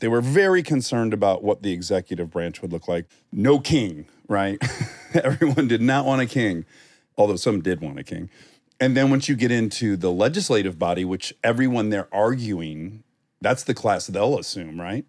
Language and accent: English; Milford, Michigan, United States; moved away; in my hometown of Milford, we had a mini culture within Michigan